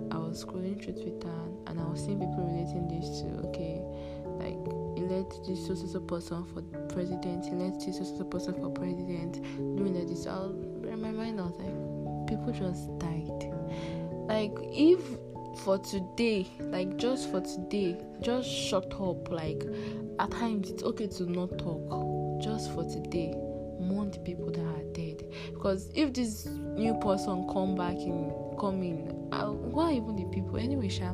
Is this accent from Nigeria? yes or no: yes; Nigeria; I'm from Nigeria.